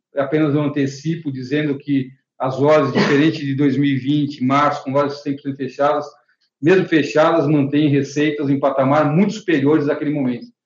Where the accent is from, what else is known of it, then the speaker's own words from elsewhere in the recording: Brazil; como brasileiros